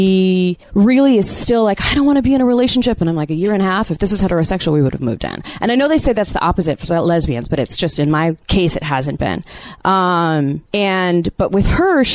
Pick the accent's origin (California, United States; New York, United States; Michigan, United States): New York, United States; New York City; moved away; I'm a dancer from New York City